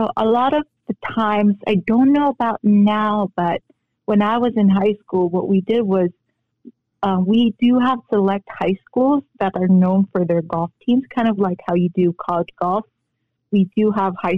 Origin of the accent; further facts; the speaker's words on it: South Korea; moved away; also born or lived in Philippines; coming from Korea and growing up in the Philippines, I was lucky enough to be raised in the Philippines